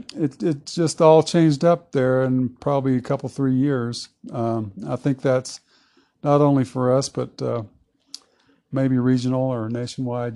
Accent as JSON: {"language": "English", "region": "Southeast Texas", "country": "United States", "tie": "born or raised there", "moved": "as an adult", "lives_now": "Lake City, United States", "said": "I'm from Southeast Texas. Mm-hmm. I uh, was born and raised down there on the family farm in the Big Thicket"}